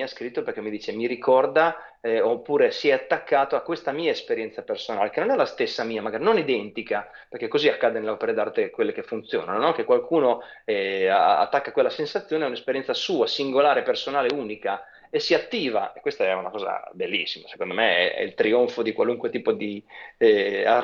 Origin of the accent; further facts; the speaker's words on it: Pesaro, Marche, Italy; Sono di Pesaro …, sì.